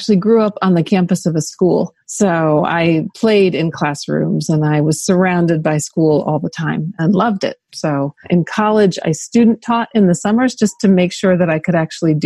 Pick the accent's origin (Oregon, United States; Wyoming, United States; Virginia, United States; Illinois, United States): Virginia, United States; near Charlottesville, central; I am from the middle of Virginia, so near Charlottesville, Virginia, but much smaller town